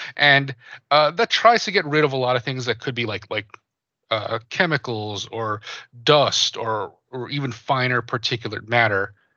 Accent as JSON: {"language": "English", "region": "New Jersey", "country": "United States", "tie": "born or raised there", "said": "I, I grew up in New Jersey. I grew up in the East Coast"}